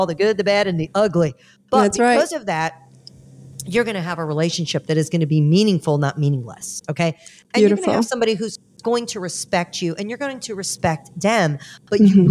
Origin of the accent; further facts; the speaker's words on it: Georgia, United States; I'm a hillbilly redneck from Georgia because I was born and raised